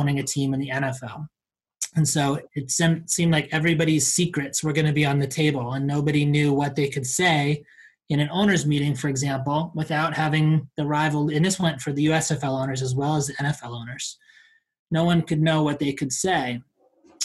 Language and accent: English; Boston, Massachusetts, United States; Doug Flutie from my hometown of Boston